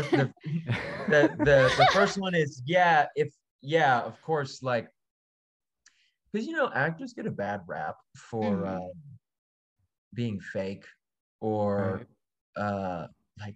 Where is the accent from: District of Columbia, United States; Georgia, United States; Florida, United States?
Florida, United States; I'm from Florida.